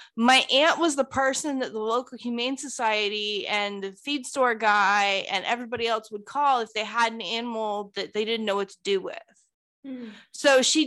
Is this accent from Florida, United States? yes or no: yes; Live Oak, Florida, United States; I'm still here in Little Bitty Live Oak